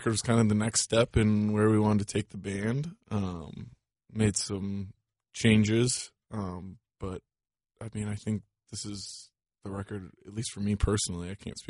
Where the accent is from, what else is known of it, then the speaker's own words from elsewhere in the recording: Wisconsin, United States; They're from Wisconsin, and I'm from Wisconsin